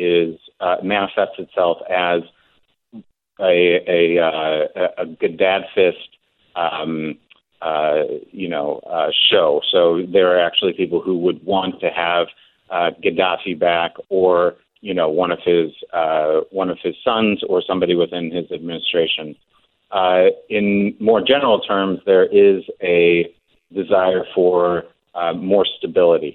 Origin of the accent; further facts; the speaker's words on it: United States; now in Tunis, Tunisia; I'm American